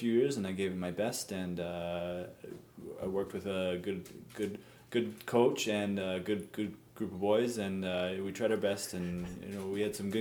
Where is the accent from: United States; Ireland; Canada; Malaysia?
Canada; we're Canadian